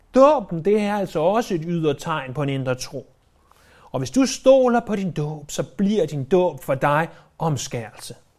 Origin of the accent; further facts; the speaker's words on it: Denmark; jeg er født i Danmark